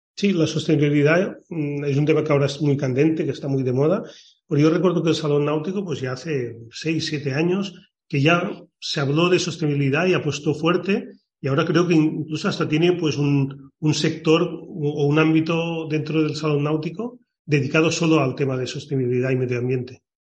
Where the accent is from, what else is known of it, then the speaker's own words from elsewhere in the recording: Palamós, Catalonia, Spain; also born or lived in Barcelona; now in Jerez de la Frontera, Spain; nací en Palamos y bueno, y soy de Palamos